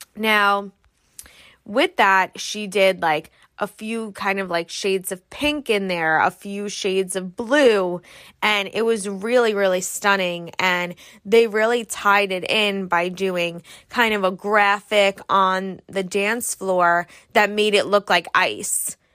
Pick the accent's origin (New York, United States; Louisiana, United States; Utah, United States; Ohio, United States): New York, United States; I'm from New York